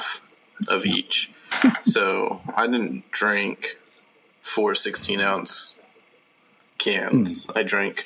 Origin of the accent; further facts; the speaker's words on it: Oakdale, California, United States; moved away; growing up in Oakdale, like we did, playing in band